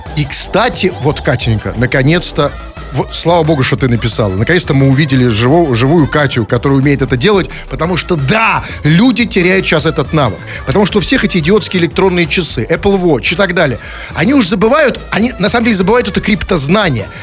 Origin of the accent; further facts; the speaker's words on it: Saint Petersburg, Russia; мы, питерцы, знаем и помним, что такое бинокли